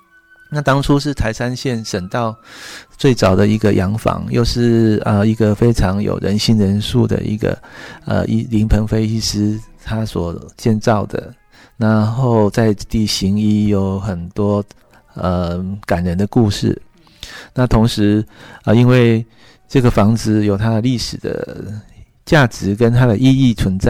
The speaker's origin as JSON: {"language": "Chinese", "town": "Wufeng", "region": "Taichung", "country": "Taiwan", "tie": "born or raised there", "said": "嗯，因为我本身就是雾峰出生长大的小孩，呃，父亲其实从祖父。都是世代跟农业也有息息相关。"}